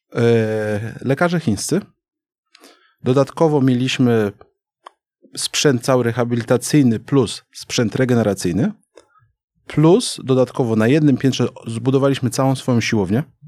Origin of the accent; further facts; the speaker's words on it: Wrocław, Lower Silesian Voivodeship, Poland; moved away as an adult; also born or lived in China; urodziłem we Wrocławiu. Mhm. Więc jakby Dolny Śląsk to, to, to, to moje rejony